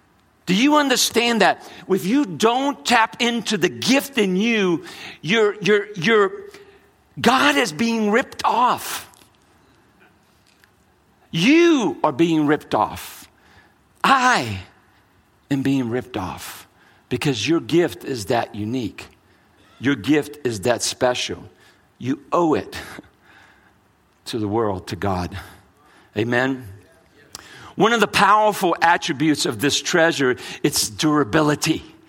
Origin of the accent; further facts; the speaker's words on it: New Orleans, Louisiana, United States; also born or lived in New York / California; So I grew up in a Brazilian culture and raised, born in Brooklyn, New York, raised in New Orleans, Louisiana, lived in California for a long time